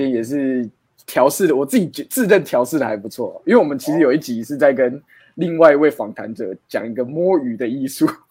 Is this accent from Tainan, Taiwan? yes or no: yes; Tainan, Taiwan; 因为我是台南人嘛